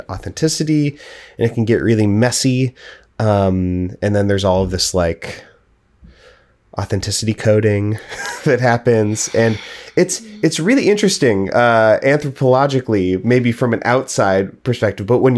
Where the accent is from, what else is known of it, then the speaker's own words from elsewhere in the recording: Portland, Oregon, United States; I was raised in Portland and the surrounding area